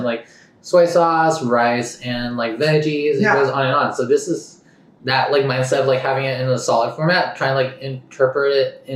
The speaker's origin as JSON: {"language": "English", "region": "Southern California", "country": "United States", "tie": "born or raised there", "said": "I'm growing up in Southern California"}